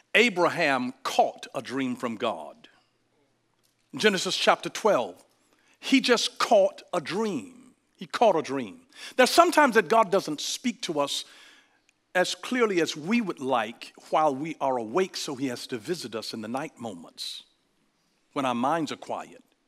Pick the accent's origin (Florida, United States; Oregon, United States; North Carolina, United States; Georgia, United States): Georgia, United States; I'm from Georgia. We get away with things that you can't get away